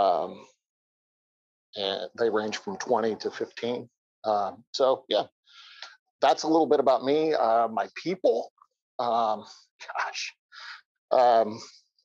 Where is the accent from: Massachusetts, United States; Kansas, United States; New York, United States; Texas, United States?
Kansas, United States; moved away as an adult; also born or lived in Northwest Iowa; now in St. Louis, United States; I am a lifelong Midwesterner. I grew up in Kansas, went to school in Northwest Iowa, came here to St. Louis in seminary in 1993, and I just stayed put